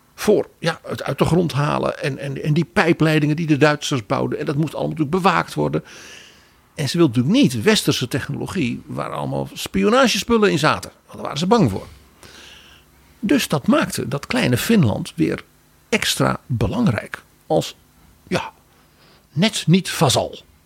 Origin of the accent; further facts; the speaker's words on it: Netherlands; wij als Nederlanders